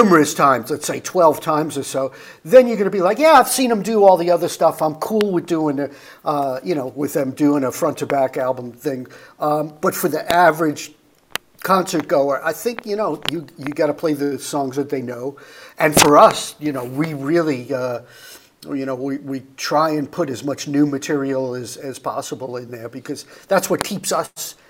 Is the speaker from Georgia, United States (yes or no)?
yes; Atlanta, Georgia, United States; I'm from Atlanta, man.